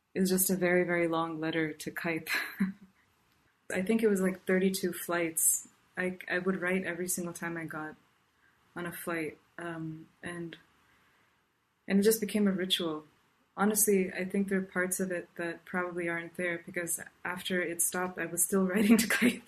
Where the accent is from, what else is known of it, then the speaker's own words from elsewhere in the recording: South India, India; now in Irvine, United States; I grew up in South India, and um, and right now I'm speaking to you from Irvine, California.